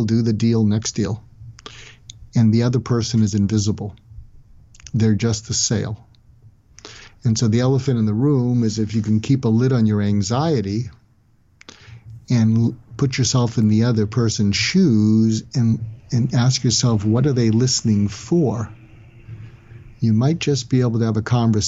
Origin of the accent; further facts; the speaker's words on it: United States; I'm an American